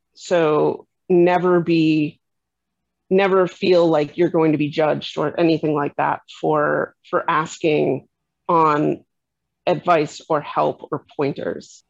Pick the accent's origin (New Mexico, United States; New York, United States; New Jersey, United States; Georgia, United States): New York, United States; New York City; moved away as an adult; I moved back to my kind of my hometown, uh, my the area where I'd grown up, and I started finding that it was actually much more difficult to reestablish myself and figure out where I fit in and find people who were like me in in of all places New York City